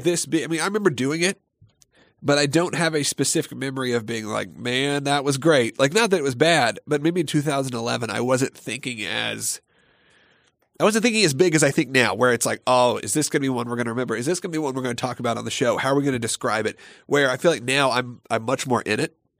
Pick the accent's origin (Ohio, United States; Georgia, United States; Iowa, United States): Georgia, United States; Gwinnett County, outside Atlanta; the Gwinnett Place Mall, which was my hometown mall when I was a kid